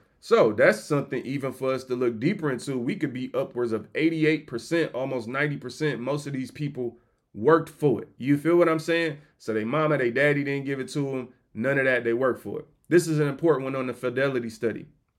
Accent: Detroit, Michigan, United States; You know, I'm from Detroit, dog. Like, I started here.

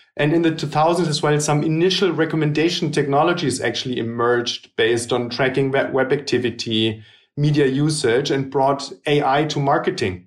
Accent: Germany; also born or lived in Hamburg; I was born in Germany

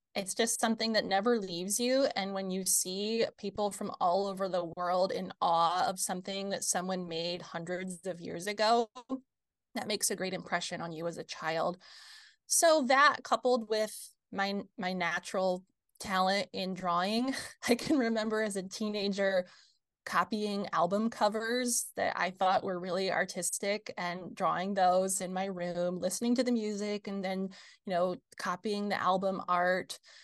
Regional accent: rural area an hour north of Fort Wayne, Midwest, Indiana, United States; now in Fort Wayne, United States; I grew up here in the Midwest, about an hour north of Fort Wayne, rural area

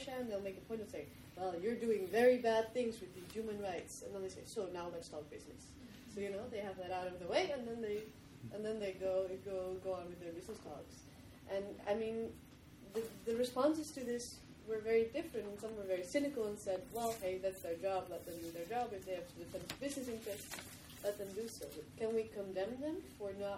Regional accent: Netherlands; I'm from the Netherlands.

